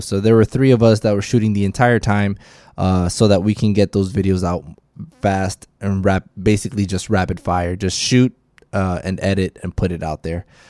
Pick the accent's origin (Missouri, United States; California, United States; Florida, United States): Florida, United States; Miami; I am from Miami.